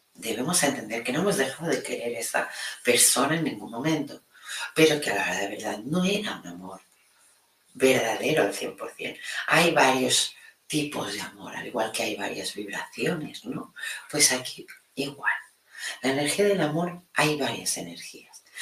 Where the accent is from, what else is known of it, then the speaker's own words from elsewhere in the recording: Catalonia, Spain; mi Cataluña